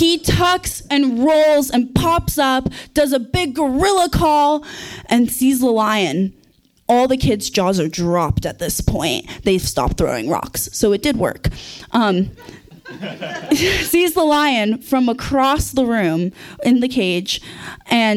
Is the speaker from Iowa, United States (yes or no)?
no; Santa Cruz, California, United States; now in McCarthy, United States; I grew up in Santa Cruz